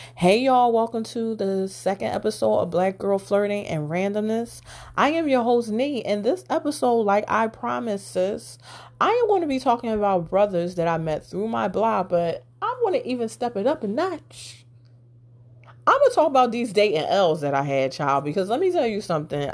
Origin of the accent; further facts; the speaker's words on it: Philadelphia, Pennsylvania, United States; I'm from Philly